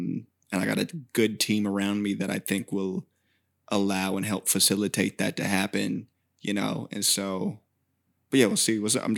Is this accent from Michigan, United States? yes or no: no; Fair Oaks, California, United States; Born and raised. This is I'm in Sac County. I'm Sacramento. Like, this is my place.